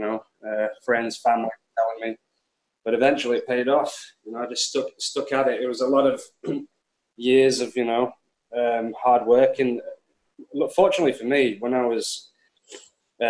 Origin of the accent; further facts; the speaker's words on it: Preston, North West England, United Kingdom; moved away as an adult; also born or lived in London / Thailand; I come from Preston, which is, you know, a really small city in UK